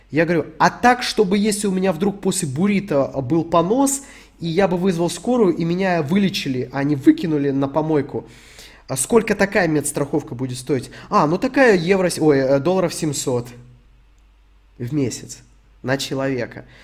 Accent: Donetsk Oblast, Ukraine; а я из ДНР

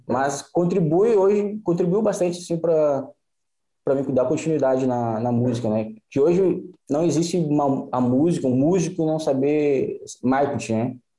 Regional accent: Santa Rosa, Rio Grande do Sul, Brazil; also born or lived in Florianópolis / Xanxerê; eu sou aqui do, do Noroeste, aqui, Santa Rosa.

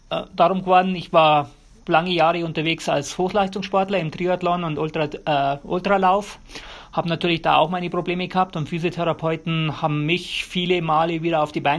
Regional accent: Bavaria, Germany; moved away as an adult; now in United States; Und ja, ich bin in Bayern aufgewachsen, Bayern geboren. Ähm, ich brauche Berge, ohne Berge geht es bei mir nicht.

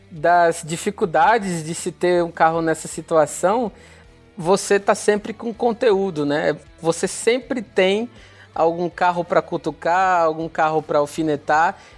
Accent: Fortaleza, Ceará, Brazil; eu falei que recentemente eu fiz uma viagem e sou de Fortaleza, né?

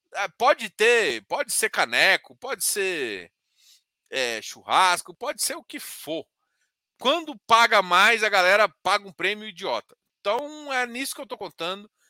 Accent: Goiás, Brazil; eu sou goiano.

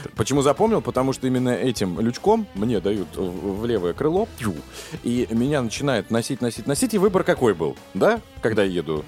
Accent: Russia; я рад, что родился в России

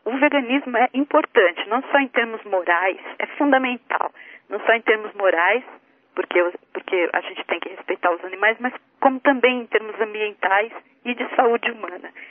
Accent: Brazil; now in United States; que eu visitava quando era criança no Brasil

